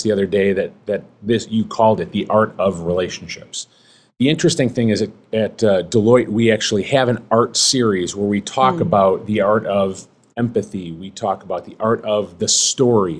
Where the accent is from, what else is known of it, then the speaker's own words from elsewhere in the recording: Chicago, Illinois, United States; Born and raised in Chicago